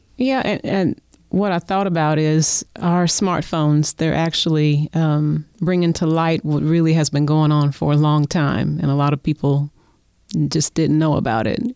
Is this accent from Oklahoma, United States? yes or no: yes; Oklahoma City, Oklahoma, United States; we both live in Oklahoma City. I was born and raised here